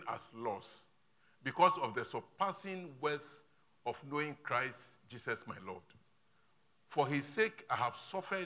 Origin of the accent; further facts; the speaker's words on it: Ho, Volta, Ghana; moved away; When I'm going to my hometown, when I get to Ho and I'm getting to the outskirts of my village